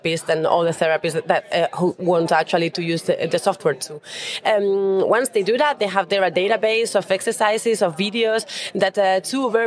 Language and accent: English; Spain; moved away as an adult; now in Switzerland; So originally, I'm also from Spain, but I was based in Switzerland